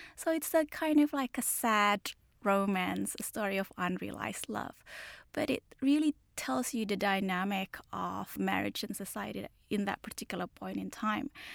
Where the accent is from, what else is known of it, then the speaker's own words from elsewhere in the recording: Jakarta, Indonesia; I grew up in Jakarta